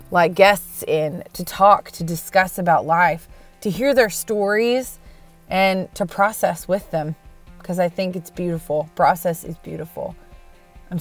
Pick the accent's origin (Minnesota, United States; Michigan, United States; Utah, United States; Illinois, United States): Minnesota, United States; also born or lived in Wisconsin; now in Nashville, United States; I was born in Wisconsin, raised in Minnesota. Now I'm in Nashville, Tennessee